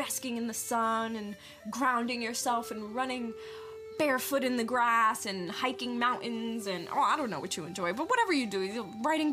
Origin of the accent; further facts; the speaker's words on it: New York, United States; moved away; I'm originally from New York.